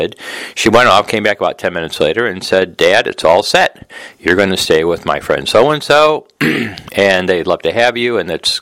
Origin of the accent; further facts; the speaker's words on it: Detroit, Michigan, United States; now in Jamaica Estates, New York, United States; I was from Detroit